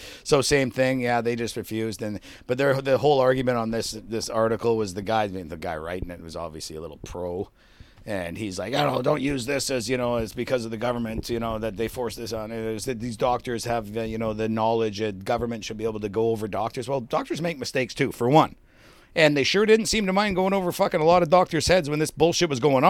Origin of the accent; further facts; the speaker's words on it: Canada; As part of being being a Canadian, but that's going away to the wayside.